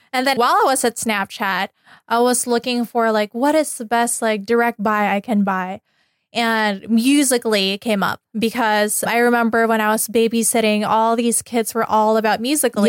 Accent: Philippines; now in United States; where I came from the Philippines.

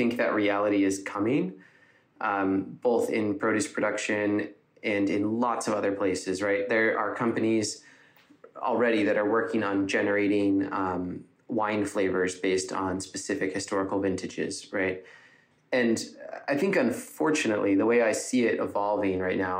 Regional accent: Ithaca, New York, United States; I am from Ithaca

